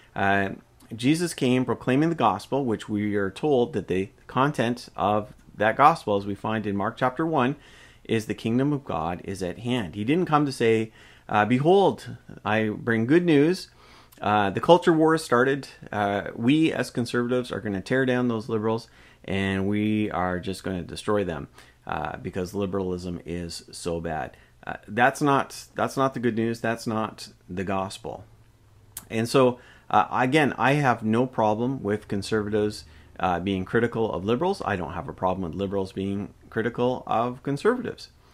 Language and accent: English; Canada; I am a Canadian.